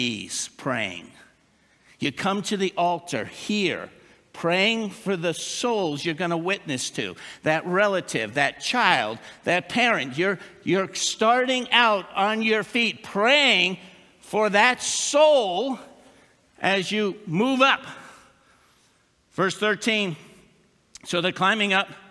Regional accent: New Jersey, United States; moved away as an adult; also born or lived in West Newton, Pennsylvania; I'm from New Jersey.

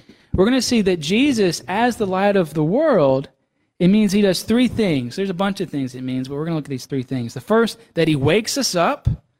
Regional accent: Mississippi, United States; You know, it's a whole, you know, I'm from Mississippi, so it's a whole continent away.

